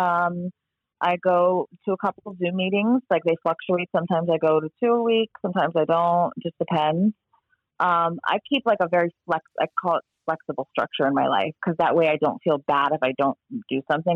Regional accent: South Florida, United States; I was born and raised here

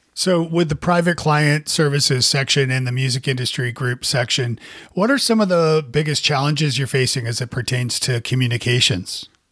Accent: Canada; now in Nashville, United States; as a Canadian too

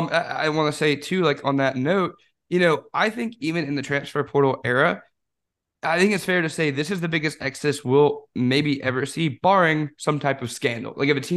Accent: Florida, United States; I am a DB from Florida.

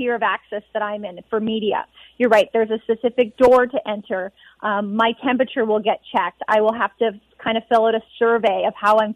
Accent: Edmonton, Alberta, Canada; moved away; being back in Edmonton. This is where I'm from. This is my hometown.

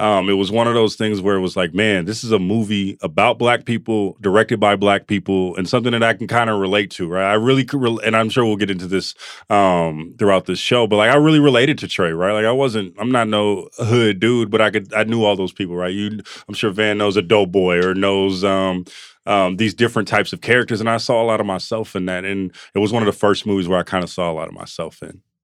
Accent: Oakland, California, United States; we're from Oakland and from the Bay

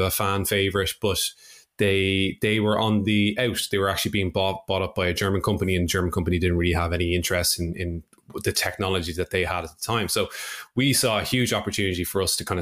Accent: Dublin, Leinster, Ireland; I'm from Dublin in Ireland.

